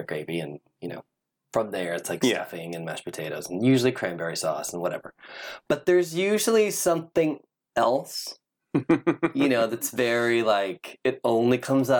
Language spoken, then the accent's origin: English; Midwest, United States; I'm also like from the Midwest